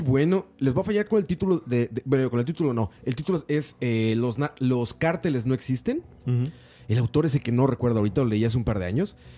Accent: Mexico; a mí como mexicano

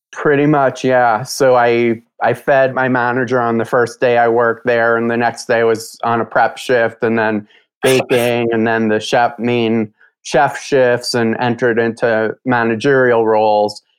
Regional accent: New York, United States; I grew up in New York

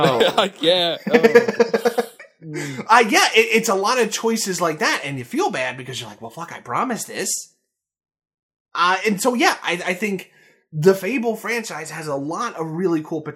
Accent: United States; as an American

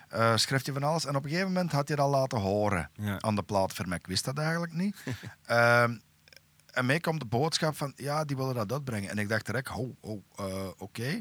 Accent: Turnhout, Flanders, Belgium; bij ons in Tarp

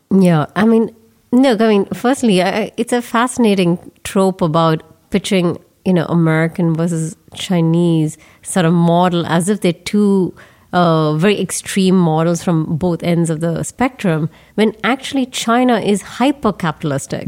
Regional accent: Bangalore, Karnataka, India; moved away; my hometown Bangalore

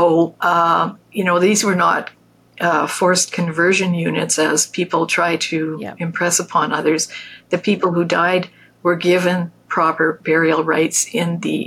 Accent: Canada; I'm a Canadian too.

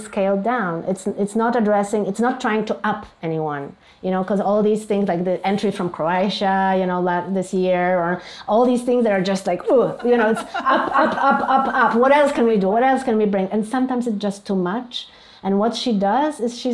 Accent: Poland; moved away as an adult; also born or lived in New York, United States; now in Warsaw, Poland; I'm a Polish artist

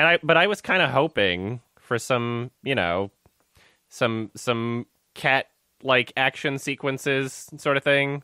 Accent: Canada; I'm Canadian

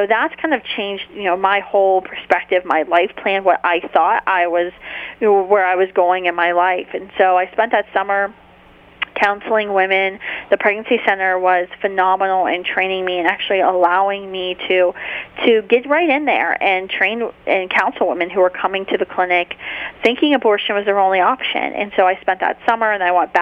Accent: near Wheeling, northern West Virginia, United States; moved away as an adult; also born or lived in Charleston, West Virginia / Washington, D.C.; I'm originally from northern West Virginia, near Wheeling, West Virginia, actually not too far from Franciscan University of Steubenville, and that's where I grew up

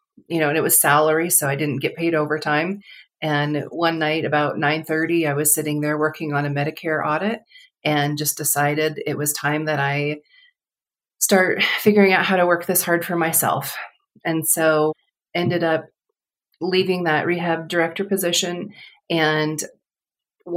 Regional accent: Colorado, United States; moved away as an adult; also born or lived in Southern California; I grew up in Colorado.

